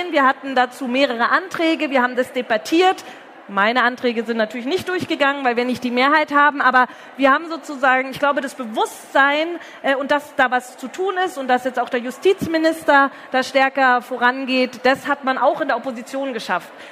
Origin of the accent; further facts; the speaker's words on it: Herrsching am Ammersee, Bavaria, Germany; eine Anti-Nazi-Demo in Hersching am Ammersee zu organisieren, wo ich herkomme